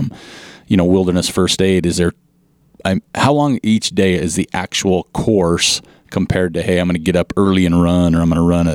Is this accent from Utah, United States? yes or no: yes; Utah, United States; I'm from Utah